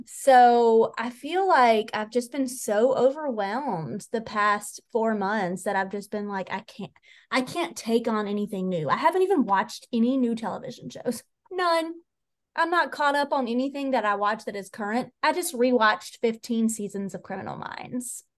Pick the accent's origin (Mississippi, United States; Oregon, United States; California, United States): Mississippi, United States; accent: country; moved away; the very minute that we crossed into the borders of Mississippi, my accent just dropped right back into country